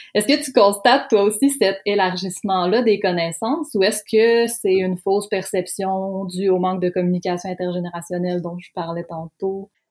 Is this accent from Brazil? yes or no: no; Lac Saint-Jean, Quebec, Canada; moved away; ayant été moi-même une jeune queer désemparée du lac Saint-Jean